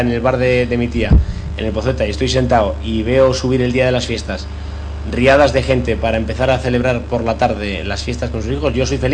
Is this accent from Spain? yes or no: yes; Tanos, Cantabria, Spain; Thanos, para mí, mi pueblo, no deja de ser un barrio